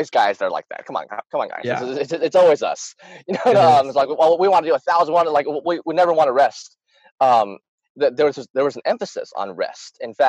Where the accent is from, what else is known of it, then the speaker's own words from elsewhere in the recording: Utah, United States; born there; Well, I was born in the States, very proud to be American. I was born in Utah. I live in North Arkansas right now.